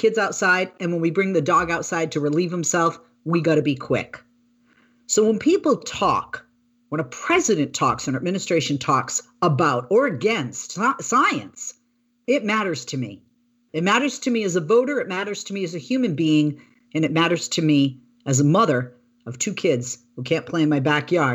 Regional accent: Boston, Massachusetts, United States; now in California, United States; when I was a little girl, I grew up in Boston

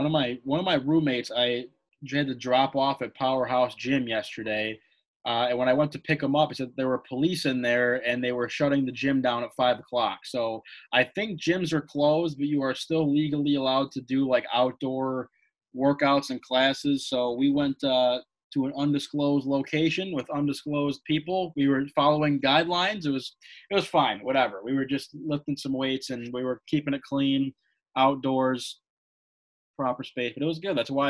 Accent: Toronto, Ontario, Canada; born there; I was born on April 3rd, 1983 in Toronto, Ontario, Canada.

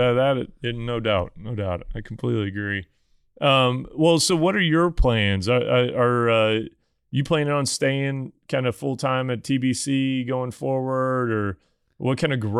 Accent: Missouri, United States; Does Missouri have one? Missouri, my home state, do they have one yet?

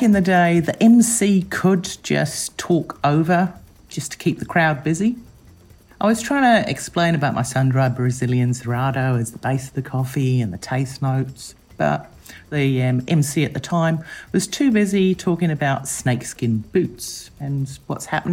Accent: New Zealand; I'm from New Zealand

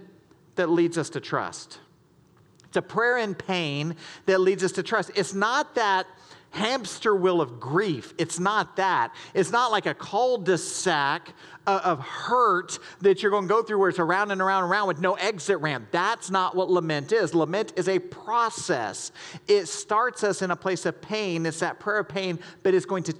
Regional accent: the South, United States; born or raised there; moved away as an adult; now in Michigan, United States

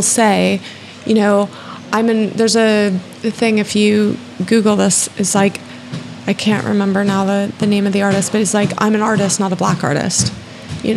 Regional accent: United States; moved away

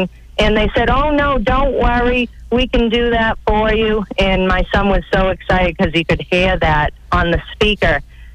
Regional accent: Weymouth, Massachusetts, United States; now in Fall River, United States; I grew up in Weymouth, and I graduated from Weymouth High School, and I lived there until I was about maybe 25

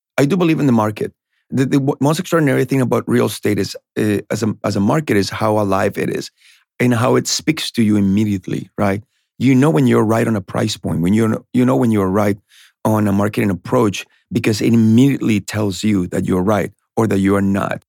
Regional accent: Colombia; English is a second language; now in Boston, United States; I was born in Colombia. I, I got to United States to Boston in the early nineties

